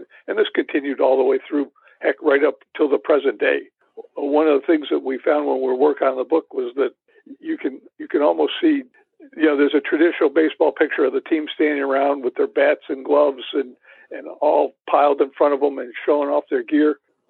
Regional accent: Germany; when I was a kid growing up in Germany in the 70s, Germans didn't watch baseball.

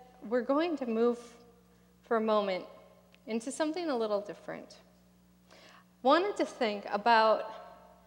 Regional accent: Minnesota, United States; moved away; I am from Minnesota.

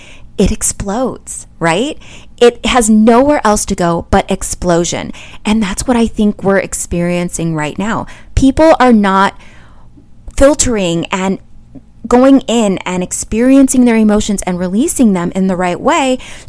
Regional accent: Midwest, United States; also born or lived in all over; I'm from the Midwest, you guys. It's pop in the Midwest. And then I've lived all over.

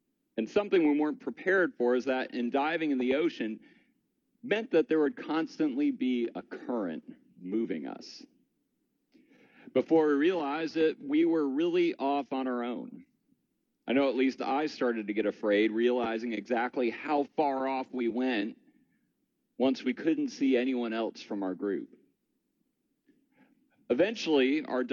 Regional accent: Michigan, United States; Growing up in Michigan

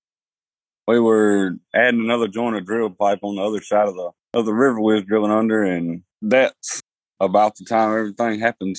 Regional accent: Mississippi, United States; I'm born and raised in Mississippi myself.

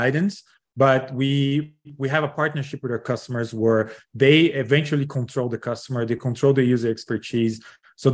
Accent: Brazil; moved away; I'm originally from Brazil, graduated from business school

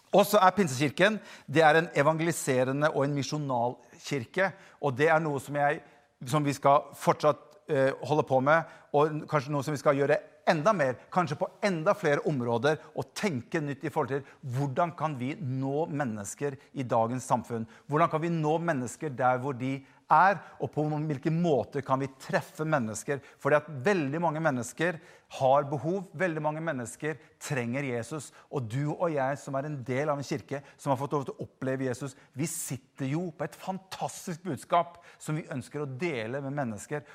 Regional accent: Bergen, Vestland, Norway; moved away; Jeg kommer jo egentlig fra Bergen

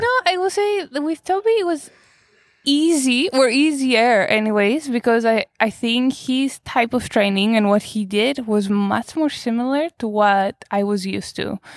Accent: Greece; moved away; I was born in Greece. I grew up in Greece

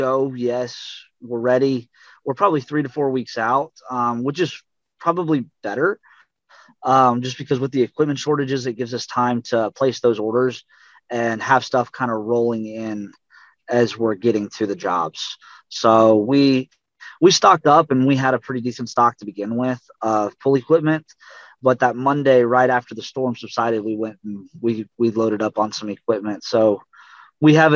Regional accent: Colorado, United States; now in Texas, United States; I grew up in Colorado

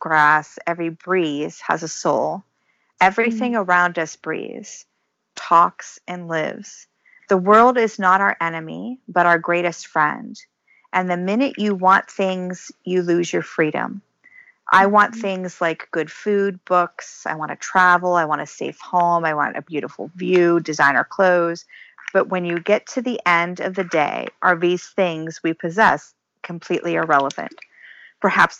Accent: Ohio, United States; moved away as an adult; now in Michigan, United States; I grew up in Ohio and I was active in 4-H

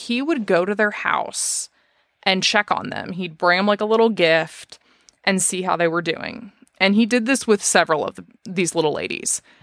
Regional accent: Dallas, Texas, United States; also born or lived in Fort Worth; I, I'm from Dallas. I moved to Fort Worth, which is just west

